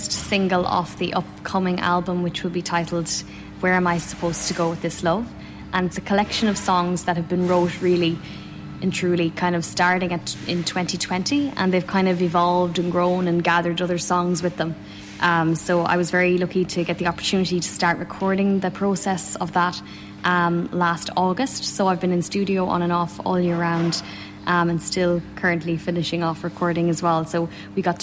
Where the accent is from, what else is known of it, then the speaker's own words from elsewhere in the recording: Galway/Roscommon border, Connacht, Ireland; Galway, Roscommon. I'm literally right on the border, Galway and Roscommon